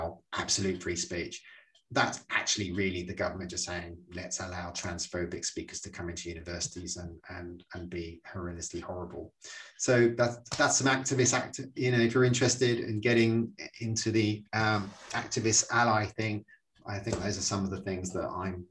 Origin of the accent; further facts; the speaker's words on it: Ireland; I'm Irish